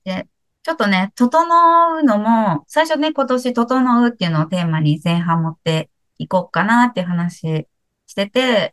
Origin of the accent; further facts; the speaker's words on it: Kansai, Japan; 私関西出身なんで